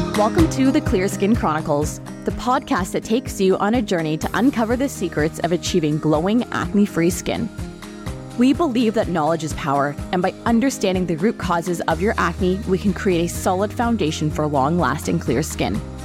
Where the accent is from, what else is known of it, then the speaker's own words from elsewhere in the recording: Canada; being a Canadian, living in, uh, winter climate here